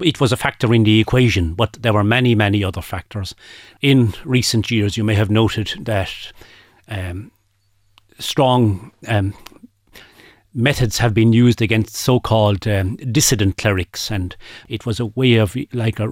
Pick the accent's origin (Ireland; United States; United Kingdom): Ireland; Aherlow, Munster; I grew up in Aherlow